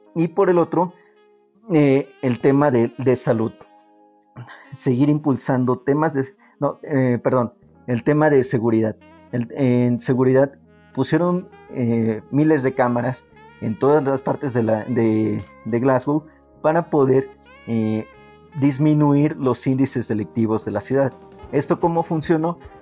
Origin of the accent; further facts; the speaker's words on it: Mexico City, Mexico; soy eh, originario de la Ciudad de México